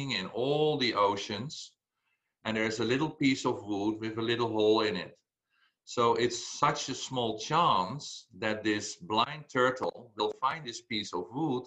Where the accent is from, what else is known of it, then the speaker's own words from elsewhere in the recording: Belgium; I said, Belgium